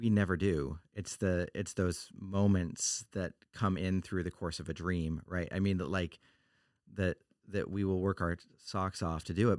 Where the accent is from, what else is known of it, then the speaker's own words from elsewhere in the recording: Oregon, United States; I'm from Oregon